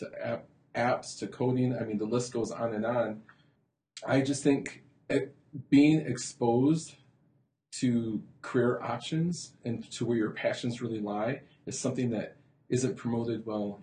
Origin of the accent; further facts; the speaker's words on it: Holland, Michigan, United States; also born or lived in Muskegon, Michigan / Grand Rapids, Michigan; I was born in Muskegon, raised in Holland, and always working in Grand Rapids and Holland area.